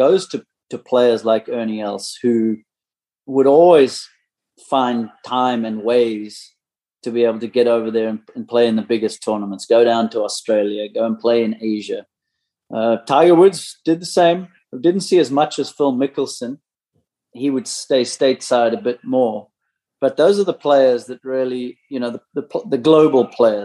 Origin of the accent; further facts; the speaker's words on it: South Africa; growing up in South Africa in the late 80s